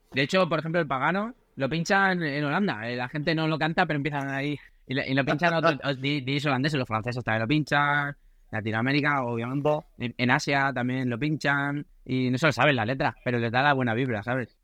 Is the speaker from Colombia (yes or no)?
no; Mediterranean coast, Spain; Nosotros somos de, del Mediterráneo